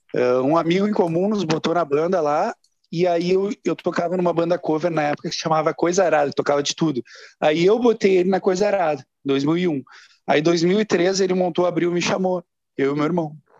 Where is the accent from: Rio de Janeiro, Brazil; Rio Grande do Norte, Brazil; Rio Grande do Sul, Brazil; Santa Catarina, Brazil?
Rio Grande do Sul, Brazil; Porto Alegre; moved away; also born or lived in São Paulo; quatro caras de Porto Alegre, né? Era, era eu, o Tavares, o Vavo e o Lucas.